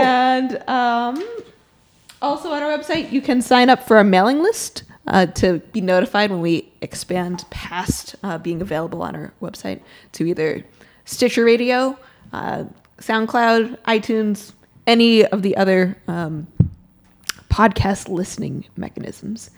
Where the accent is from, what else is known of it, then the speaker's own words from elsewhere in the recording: Boston, Massachusetts, United States; moved away as an adult; also born or lived in Florida / North Carolina; I'm from the Boston area, but I went to school in Florida and then North Carolina